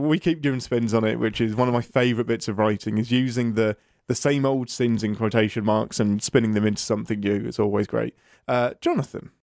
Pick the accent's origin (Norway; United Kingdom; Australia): United Kingdom; England; I'm English